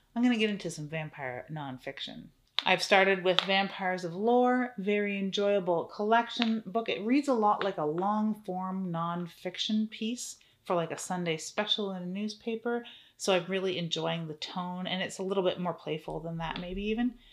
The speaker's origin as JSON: {"language": "English", "country": "Canada", "said": "I'm Canadian"}